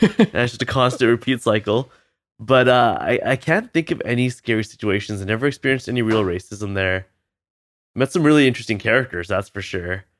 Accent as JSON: {"language": "English", "town": "Vancouver", "region": "British Columbia", "country": "Canada", "tie": "born or raised there", "also_born_or_lived": "Boston", "said": "I'm Canadian, I grew up here"}